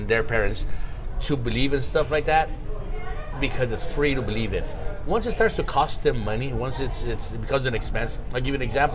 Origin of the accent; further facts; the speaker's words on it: Ensenada, Baja California, Mexico; moved away; I was born in Ensenada.